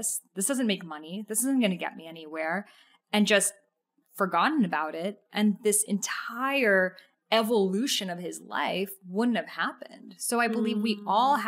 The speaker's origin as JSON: {"language": "English", "area": "near Salem", "region": "Massachusetts", "country": "United States", "tie": "born or raised there", "said": "I grew up near Salem, Massachusetts"}